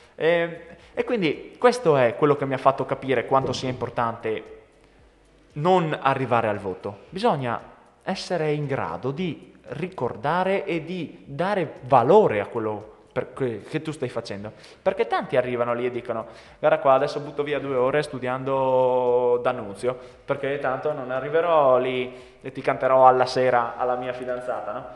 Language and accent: Italian; Italy; Noi siamo nati in Italia